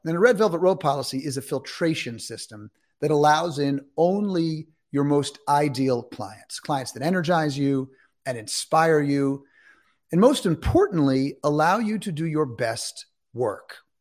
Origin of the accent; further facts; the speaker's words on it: New York City, New York, United States; I'm from New York City. That's where I grew up.